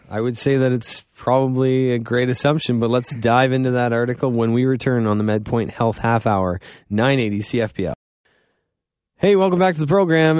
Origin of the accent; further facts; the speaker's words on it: Goderich, Ontario, Canada; I'm from Godrich